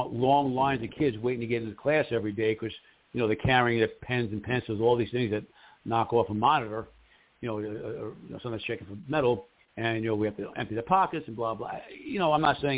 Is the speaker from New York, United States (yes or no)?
yes; New York City, New York, United States; I grew up in New York City, that. And Bayside High School